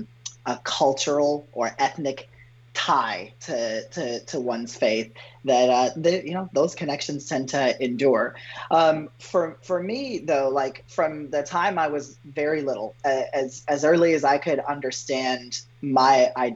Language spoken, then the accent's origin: English; Chicago area, Illinois, United States; I am a Pakistani-American person, and I grew up in a Muslim household in the Chicago area.